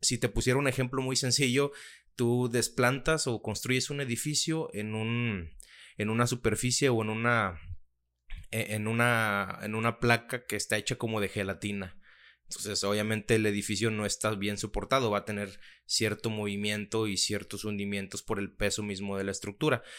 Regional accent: Mexico; soy mexicano

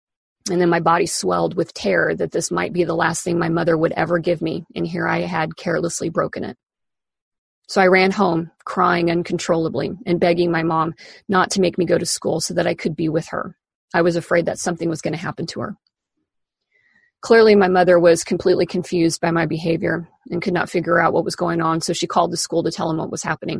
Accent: Kansas, United States; moved away as an adult; now in Seattle, United States; In the almost 24 years since I moved away from Kansas to Seattle

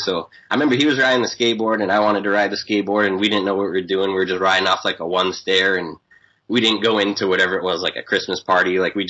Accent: Waltham, Massachusetts, United States; now in San Diego, United States; I was born in Waltham

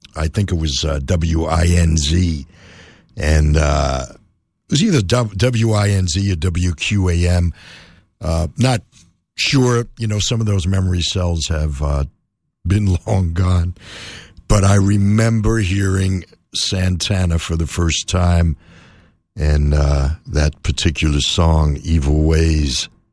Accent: New York City, New York, United States; moved away; also born or lived in Miami; I grew up in New York City

